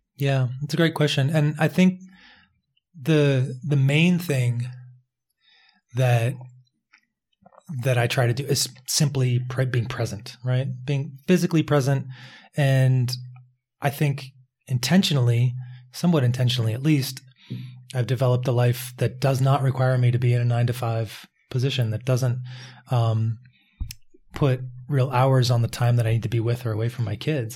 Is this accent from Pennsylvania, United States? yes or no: yes; Philadelphia, Pennsylvania, United States; also born or lived in Pittsburgh; I was growing up in Philadelphia